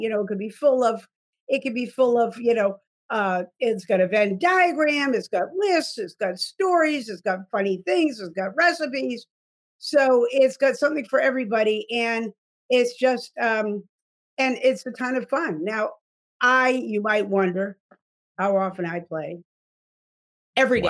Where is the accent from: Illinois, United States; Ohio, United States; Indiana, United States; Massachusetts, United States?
Massachusetts, United States; South Dartmouth; moved away as an adult; also born or lived in New York; I moved from New York, um, uh, and, uh, back to my, uh, hometown of South Dartmouth, Massachusetts